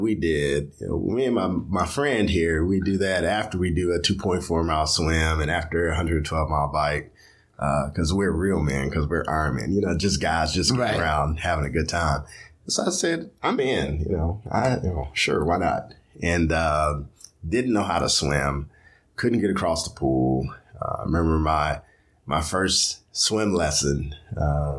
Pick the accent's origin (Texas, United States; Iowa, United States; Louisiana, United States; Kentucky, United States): Kentucky, United States; Louisville; I'm from Louisville, Kentucky.